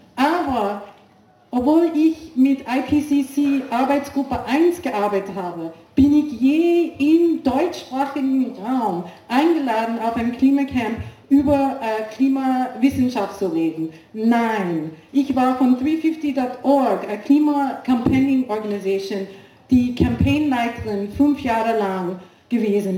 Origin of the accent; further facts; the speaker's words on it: India; German is a second language; moved away as an adult; also born or lived in United States; now in Switzerland; Ich bin, ich bin Schweizerin, ich habe in U S A lang gelebt, ich bin Inderin